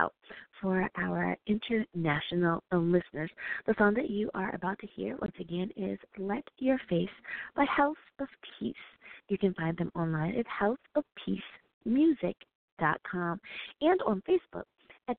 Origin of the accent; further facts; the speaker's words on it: United States; my home country, woohoo, the United States of America